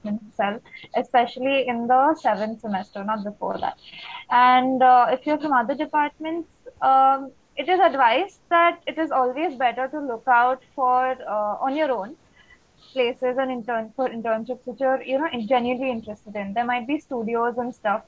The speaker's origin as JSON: {"language": "English", "town": "Kolkata", "region": "West Bengal", "country": "India", "said": "I am from fourth year, RED, and I'm from Calcutta"}